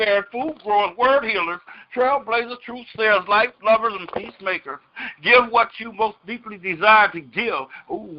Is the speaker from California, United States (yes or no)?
yes; California, United States; my home state